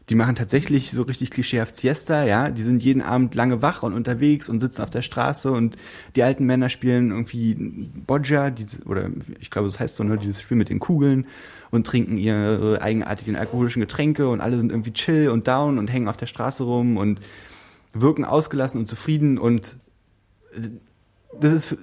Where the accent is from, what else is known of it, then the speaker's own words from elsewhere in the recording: India; ich bin Inder